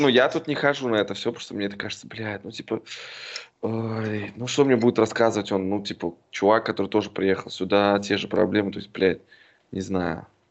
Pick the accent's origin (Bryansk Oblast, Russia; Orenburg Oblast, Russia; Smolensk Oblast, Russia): Smolensk Oblast, Russia; Yartsevo; now in Berlin, Germany